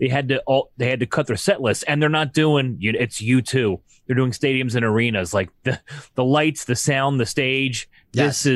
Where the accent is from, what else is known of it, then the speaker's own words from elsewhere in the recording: Pennsylvania, United States; But we're all from the Philly suburbs, so we know who they are.